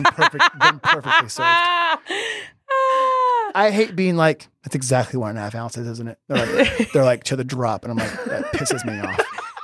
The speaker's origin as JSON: {"language": "English", "region": "Georgia", "country": "United States", "said": "I'm a Southerner from Georgia."}